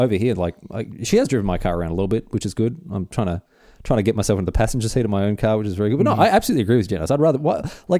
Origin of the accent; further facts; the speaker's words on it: Victoria, Australia; moved away; Victoria, my home state